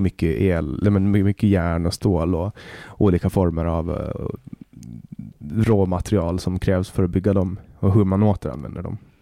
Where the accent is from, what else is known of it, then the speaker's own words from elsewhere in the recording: Åland Islands; moved away as an adult; now in Stockholm, Sweden; hemma på Åland